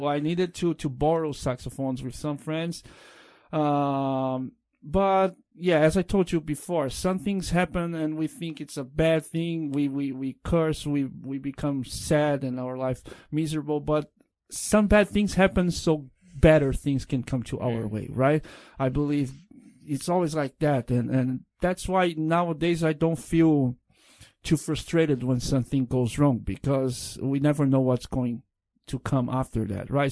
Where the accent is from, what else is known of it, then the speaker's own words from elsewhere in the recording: Brazil; English is a second language; also born or lived in São Paulo; in Brazil we go to the school